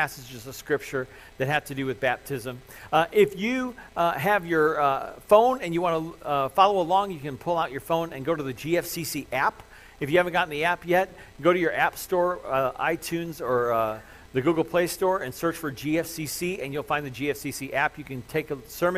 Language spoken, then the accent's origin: English; Crown Point, Indiana, United States; I grew up at the First Christian Church in Crown Point, and that's where I grew up